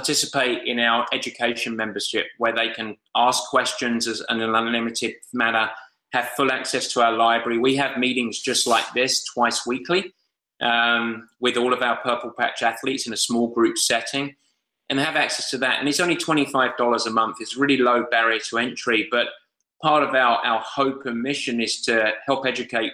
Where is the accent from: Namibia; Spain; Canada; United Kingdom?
United Kingdom; England; I'm English